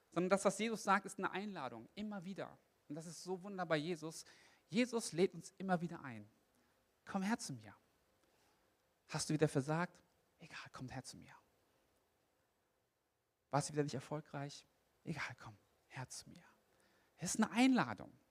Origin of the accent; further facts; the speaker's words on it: South Korea; Wisst ihr, ich bin Koreaner und koreanische Gemeinden, die haben ein Fable für Morgengebet.